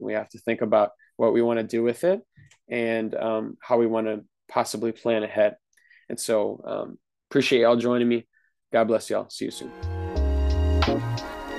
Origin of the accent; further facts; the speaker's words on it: Wisconsin, United States; I'm from Wisconsin